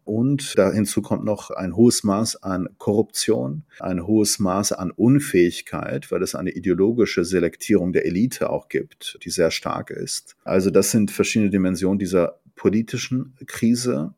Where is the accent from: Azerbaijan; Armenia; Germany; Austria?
Germany; also born or lived in Tabriz, Iran / Ahvaz, Khuzestan, Iran; Ich bin gebürtiger Iraner, bin aber hauptsächlich in Deutschland aufgewachsen